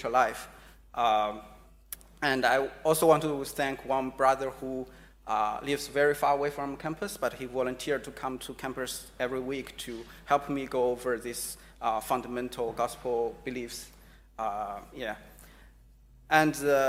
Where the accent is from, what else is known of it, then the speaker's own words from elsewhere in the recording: China; moved away as an adult; also born or lived in United States; now in Sydney, Australia; I was born in China